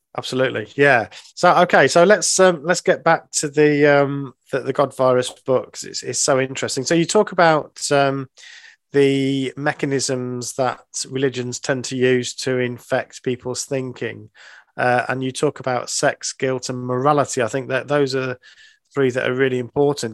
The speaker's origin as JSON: {"language": "English", "region": "England", "country": "United Kingdom", "said": "being English"}